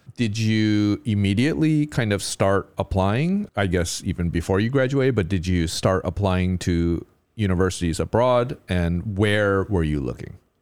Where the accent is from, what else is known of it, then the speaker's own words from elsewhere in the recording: United States; As an American